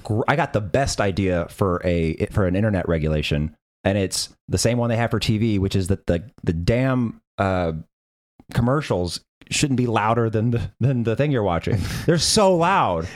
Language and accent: English; Tennessee, United States; I'm from Tennessee.